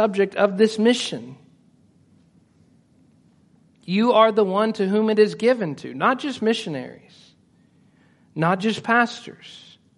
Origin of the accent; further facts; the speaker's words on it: Stigler, Oklahoma, United States; moved away as an adult; also born or lived in Edmond, Oklahoma; I was born in Stigler, Oklahoma